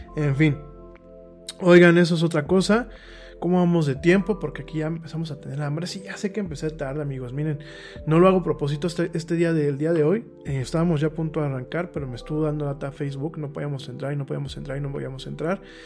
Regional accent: Mexico; A mí como mexicano

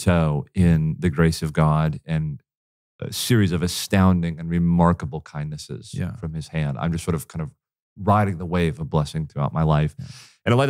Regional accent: Florida, United States; born there; So I was born in South Florida, just north of Miami, in a wonderful church.

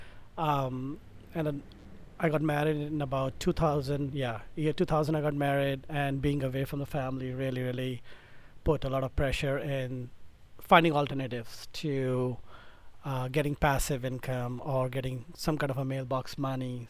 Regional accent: India; moved away as an adult; now in United States; originally I'm from India

